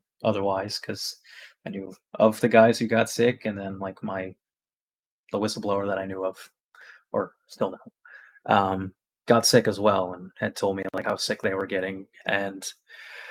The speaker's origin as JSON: {"language": "English", "region": "Nova Scotia", "country": "Canada", "said": "I'm from Nova Scotia. I've been a paramedic here for 12 years since 2011"}